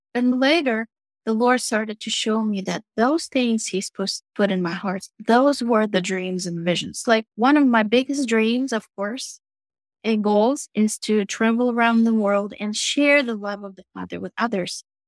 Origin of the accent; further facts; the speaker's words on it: Moscow, Russia; moved away as an adult; also born or lived in Virginia Beach, Virginia; now in United States; So, I'm Russian. I was born and raised in Russia, Moscow